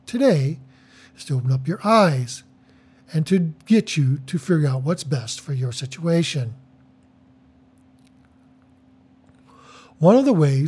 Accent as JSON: {"language": "English", "town": "Detroit", "region": "Michigan", "country": "United States", "said": "I am from Metro Detroit"}